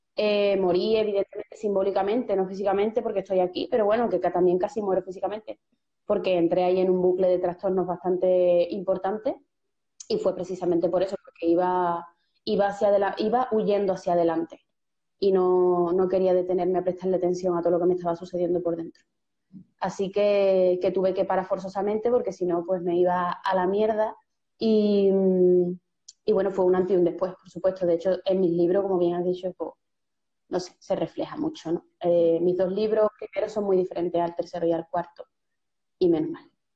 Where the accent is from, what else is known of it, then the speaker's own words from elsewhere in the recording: Seville, Andalusia, Spain; yo soy de Sevilla, nací en un barrio, como mucha gente sabe, periférico, en Torreblanca de los Caños